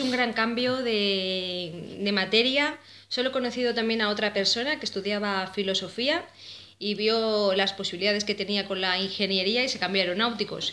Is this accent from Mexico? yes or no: no; Madrid, Community of Madrid, Spain; yo personalmente soy madrileña